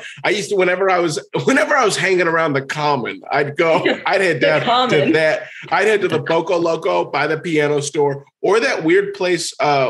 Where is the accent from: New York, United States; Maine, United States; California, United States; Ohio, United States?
California, United States; Los Angeles; also born or lived in Boston; I am from Los Angeles, California. I'm born and raised here. So I grew up here. I left to go to school in Boston, down the green line from you guys at BC. And then I came back.